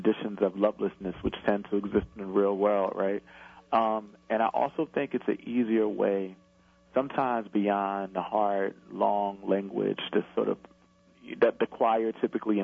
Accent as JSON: {"language": "English", "town": "Camden", "region": "New Jersey", "country": "United States", "tie": "born or raised there", "said": "I grew up in Camden when the crack epidemic was raging"}